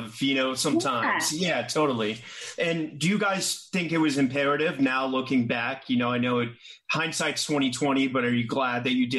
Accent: United States; as an American

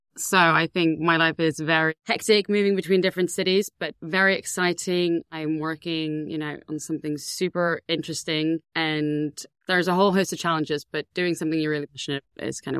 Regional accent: Ängelholm, Skåne, Sweden; moved away; I grew up in a small town called Ängelholm in Sweden.

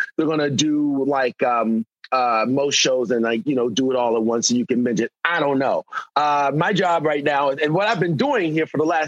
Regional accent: Baltimore, Maryland, United States; moved away; also born or lived in Florida; I'm from Baltimore

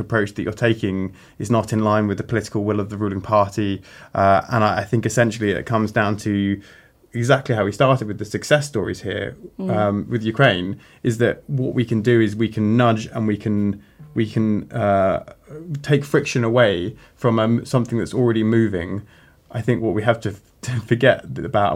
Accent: United Kingdom; as a British officer

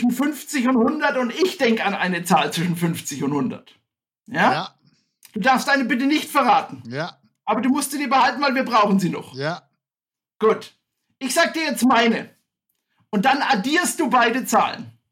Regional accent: Staufen, Baden-Württemberg, Germany; ich komme aus Staufen. Für alle, die nicht genau wissen, wo das liegt, das ist äh, Südbaden, das ist im Breisgau, das liegt äh, 20 Kilometer südlich von Freiburg.

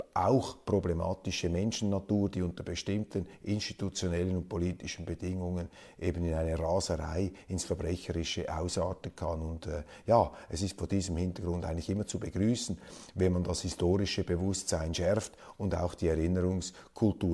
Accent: Switzerland

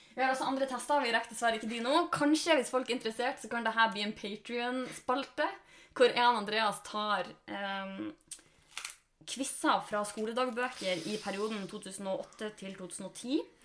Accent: Norway; moved away; nå er vi hjemme i Sjongsfjord

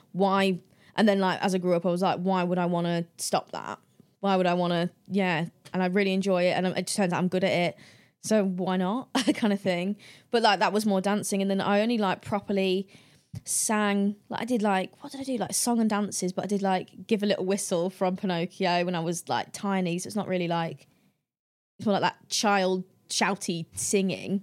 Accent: the Midlands, England, United Kingdom; I'm from the Midlands

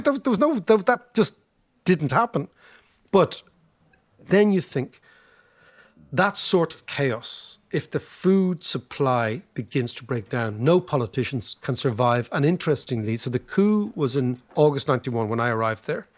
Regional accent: Ireland

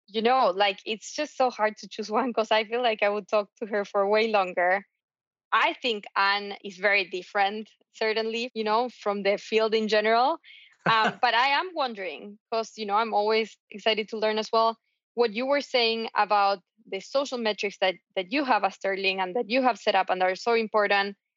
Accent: Argentina; I was raised in Argentina

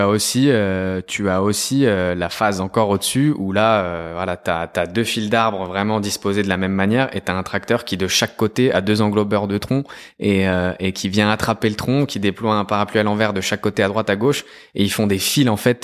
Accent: Lyon, Auvergne-Rhône-Alpes, France; je suis lyonnais d'origine italienne

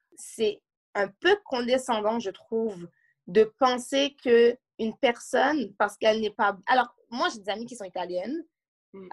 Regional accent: Montreal, Quebec, Canada; J'habite à Montréal, je suis née à Montréal, dans Côte-des-Neiges

